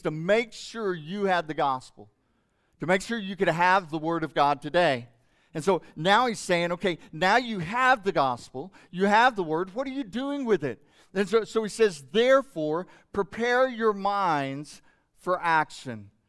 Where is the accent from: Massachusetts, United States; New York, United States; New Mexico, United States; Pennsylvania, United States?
New Mexico, United States; Hobbs; when I was growing up in Hobbs, New Mexico